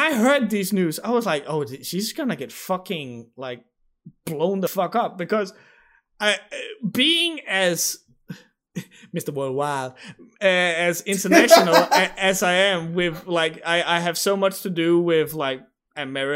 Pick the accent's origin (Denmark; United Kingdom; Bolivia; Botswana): Denmark; English is a second language; the Danish mentality